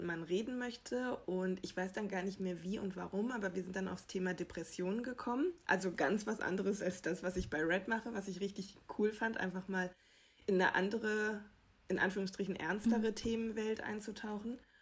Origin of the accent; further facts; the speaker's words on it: Germany; wir hier als Deutsche